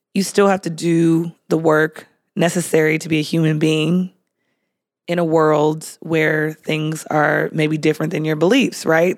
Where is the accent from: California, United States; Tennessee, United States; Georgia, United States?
California, United States; San Diego; I grew up in San Diego.